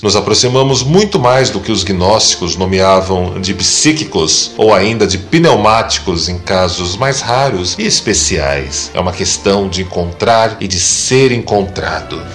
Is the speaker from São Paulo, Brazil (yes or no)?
yes; São Paulo, Brazil